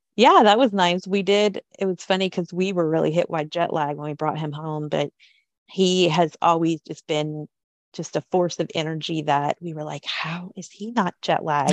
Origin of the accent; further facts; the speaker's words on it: Kentucky, United States; when I was a kid growing up in Kentucky